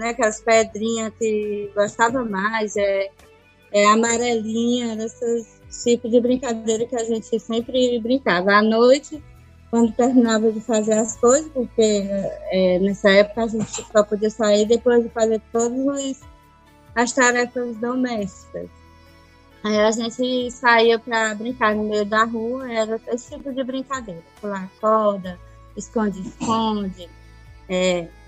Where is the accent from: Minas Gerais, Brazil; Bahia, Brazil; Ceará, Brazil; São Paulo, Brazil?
Ceará, Brazil; Ubajara; now in Pires Ferreira, Brazil; É de Ubajara, natural de Ubajara.